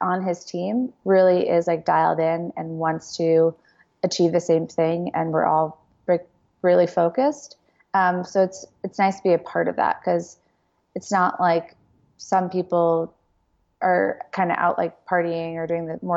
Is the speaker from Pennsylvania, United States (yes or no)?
no; New York, United States; I'm from New York